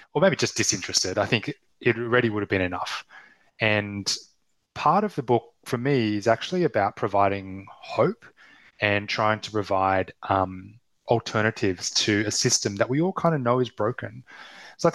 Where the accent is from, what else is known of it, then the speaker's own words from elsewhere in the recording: Australia; accent: Australian; I'm Australian accent